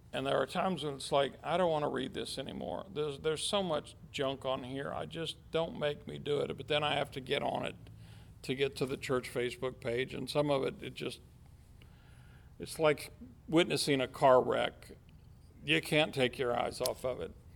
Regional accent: United States; at the heart of me, I'm American

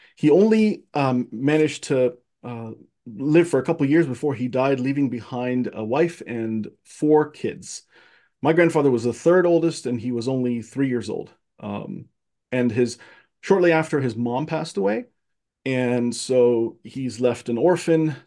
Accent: Cairo, Cairo Governorate, Egypt; moved away as an adult; now in United States; I was born, uh, and raised in Egypt, in Cairo, Egypt

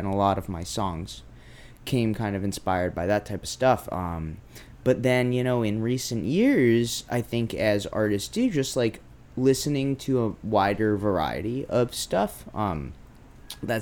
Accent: Brookline, Massachusetts, United States; also born or lived in North Adams, Massachusetts; I grew up in Brookline, Massachusetts

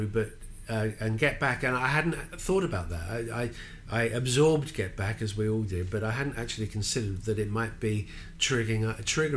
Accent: London, United Kingdom; as a Londoner

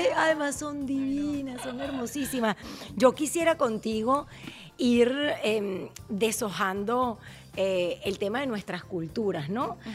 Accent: Venezuela; now in United States

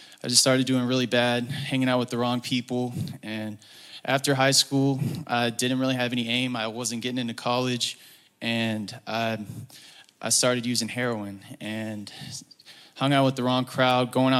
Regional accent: Woodstock, Georgia, United States; I'm from Woodstock, Georgia

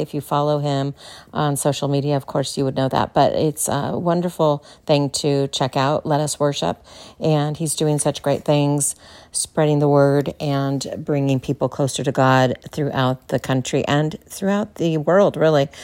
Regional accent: California, United States; moved away as an adult; now in Texas, United States; as a Californian, yeah, native Californian, now living in Texas

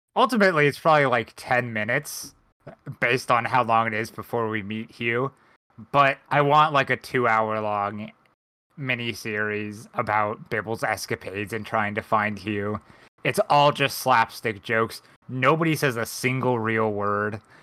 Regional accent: United States; my American brain

